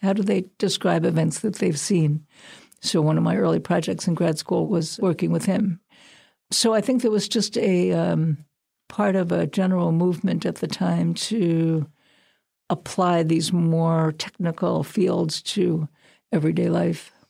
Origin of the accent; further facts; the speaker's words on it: Brooklyn, New York, United States; moved away; I'm from Brooklyn